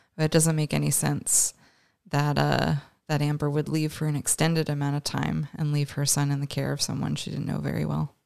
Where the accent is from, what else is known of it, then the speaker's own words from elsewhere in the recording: Canada; we're both Canadian